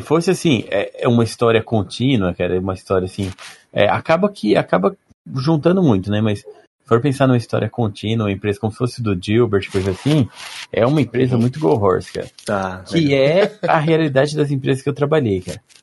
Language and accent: Portuguese; Maringá, Paraná, Brazil; also born or lived in São Paulo; Eu sou de Maringá. Ah, nasci em São Paulo, vim quando era criança